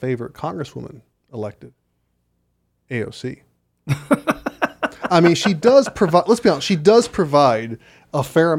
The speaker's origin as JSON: {"language": "English", "town": "Chicago", "region": "Illinois", "country": "United States", "also_born_or_lived": "Los Angeles", "said": "I know I'm from Chicago and L.A., but I am not a Democrat."}